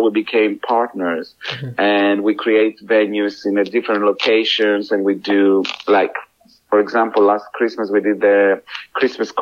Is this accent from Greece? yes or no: yes; Greece; English is a second language; moved away as an adult; now in United Kingdom; I am from Greece.